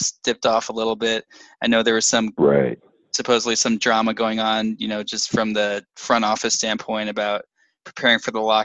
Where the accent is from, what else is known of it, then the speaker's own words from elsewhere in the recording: Dallas, Texas, United States; I'm from Dallas